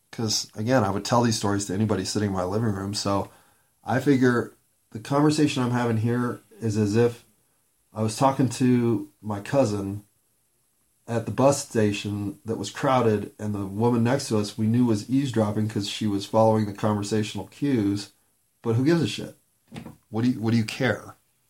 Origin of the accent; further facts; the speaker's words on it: Denver, Colorado, United States; also born or lived in East Coast / Portland, Oregon / Seattle; I was born in Denver, Colorado, but I left at 18 to go to college on the East Coast